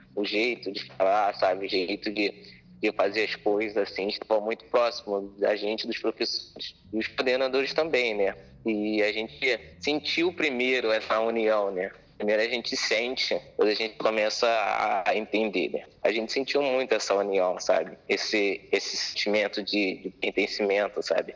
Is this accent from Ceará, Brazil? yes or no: no; Belford Roxo, Rio de Janeiro, Brazil; Nasci em Belford Roxo mesmo